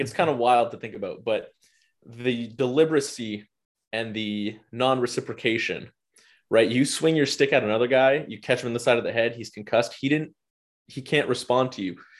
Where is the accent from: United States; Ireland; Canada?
Canada; as a Canadian hockey fan